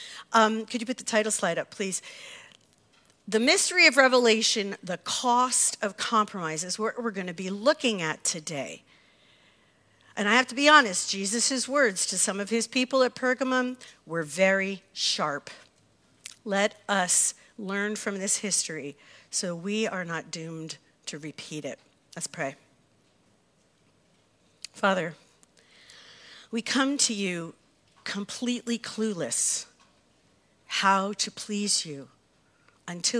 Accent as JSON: {"language": "English", "country": "United States", "said": "As American Christians"}